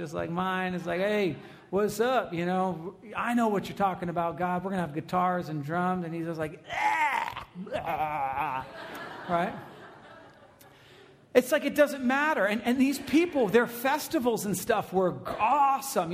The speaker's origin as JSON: {"language": "English", "country": "United States", "said": "we're American"}